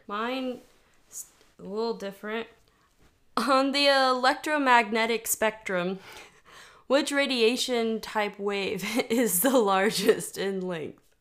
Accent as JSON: {"language": "English", "region": "Texas", "country": "United States", "tie": "born or raised there", "said": "I grew up in Texas"}